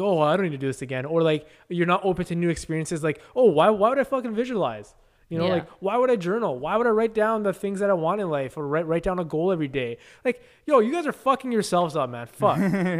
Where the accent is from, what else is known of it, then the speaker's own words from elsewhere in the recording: Canada; we'll call it Canadian because we're Canadian dream. The Canadian dream is real.